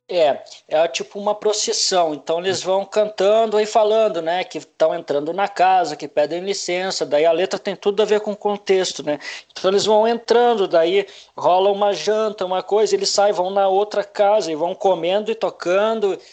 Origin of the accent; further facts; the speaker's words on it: Campo Bom, Rio Grande do Sul, Brazil; also born or lived in Novo Hamburgo / Butiá / Porto Alegre; mas eu nunca morei em Novo Hamburgo, morei em Campo Bom várias vezes, é a cidade que eu mais morei, então uhum. eu me considero campo bonense